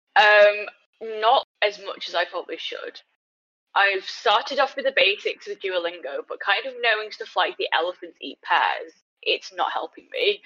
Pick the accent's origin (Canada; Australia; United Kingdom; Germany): United Kingdom; also born or lived in China; Britain is my home